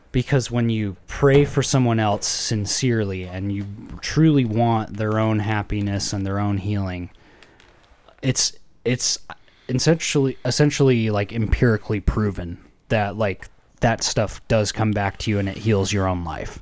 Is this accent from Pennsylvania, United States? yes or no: no; Idaho, United States; moved away